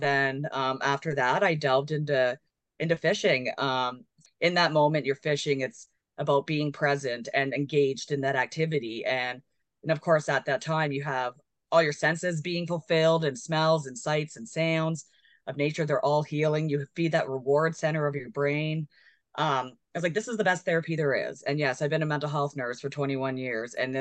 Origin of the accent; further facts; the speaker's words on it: Kingston, Ontario, Canada; I'm from the Kingston area. So we're so fortunate out here because we have the Rideau Lake system and the St. Lawrence River and the Great Lakes and access to a lot of water. Which I grew up around